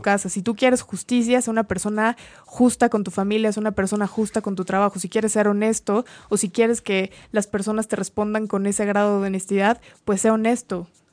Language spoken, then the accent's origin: Spanish; Mexico; como mexicanos